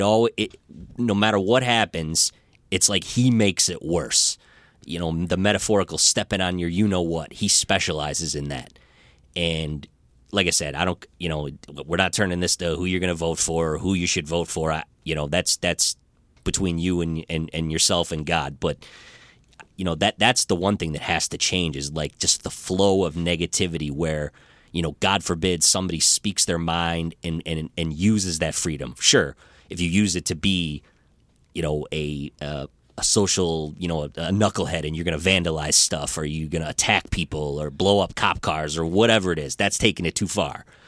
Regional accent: Rochester, Michigan, United States; I grew up in Rochester

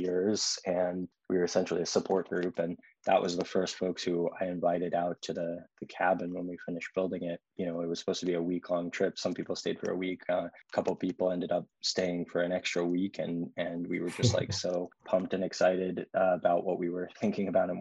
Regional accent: Austin, Texas, United States; I was born and raised in Austin and grew up, you know, going out into the hill country.

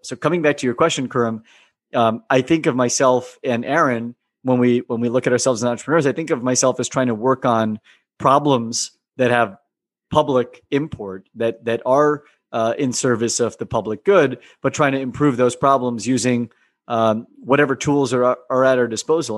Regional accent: United States; living and growing up in America

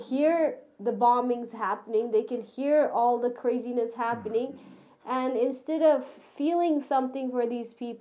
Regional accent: Canada; I'm Canadian.

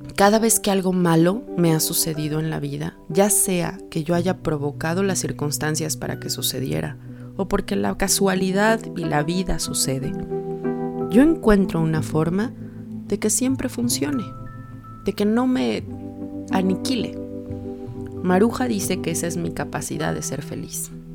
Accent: Mexico

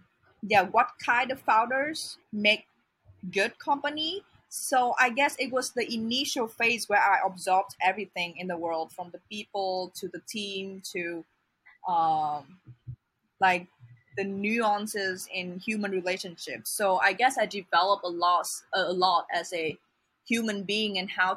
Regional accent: Vietnam; moved away; I'm not from Hanoi. I'm not from a big city. I'm from a smaller city in Vietnam

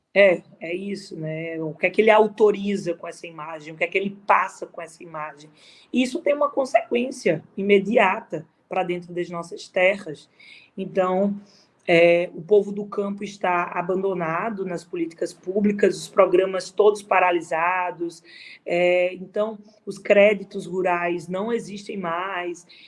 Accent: Caruaru, Pernambuco, Brazil; also born or lived in Recife; acabei começando a fazer teatro em Caruaru, na minha cidade

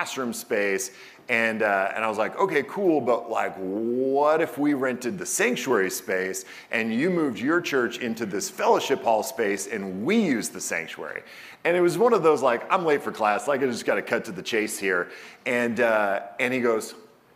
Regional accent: Portland, Oregon, United States; moved away; also born or lived in Arizona / San Francisco / Seattle; I was born in Portland

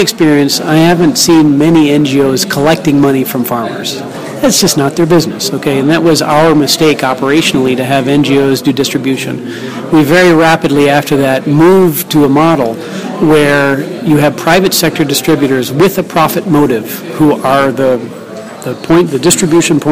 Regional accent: Wisconsin, United States; now in Uganda; I'm originally from Wisconsin. My family still lives there

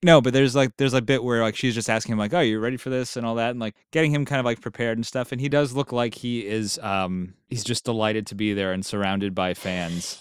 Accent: New York, United States; we're both from New York

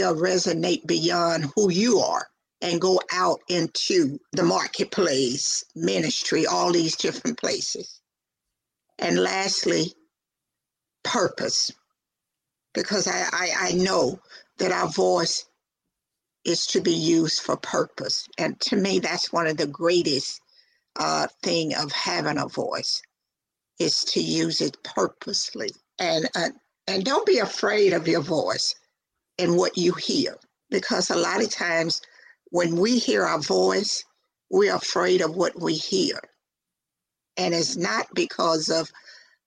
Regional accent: the South, United States; accent: country twang; I'm from the South, so therefore I have that country twang in my voice

